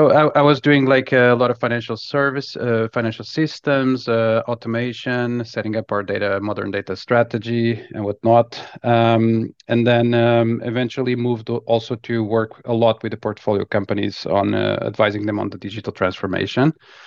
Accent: Lisbon, Portugal; I'm originally from Lisbon, Portugal, and started my career in consulting.

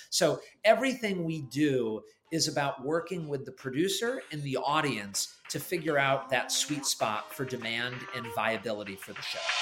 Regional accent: Connecticut, United States; moved away as an adult; also born or lived in New York City; I was from Connecticut

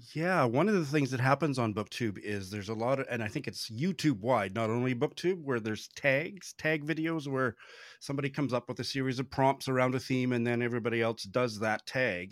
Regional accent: Saskatoon, Saskatchewan, Canada; moved away as an adult; also born or lived in Tokyo, Japan; I moved back to my hometown, which is uh, I moved from the world's largest city to one of the quietest, smallest cities on the planet, Saskatoon in Saskatchewan, in Canada

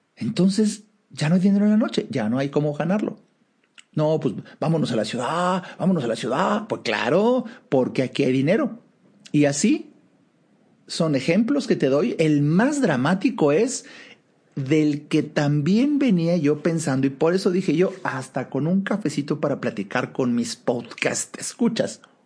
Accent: Mexico; hablo de México, soy mexicano, estoy en México

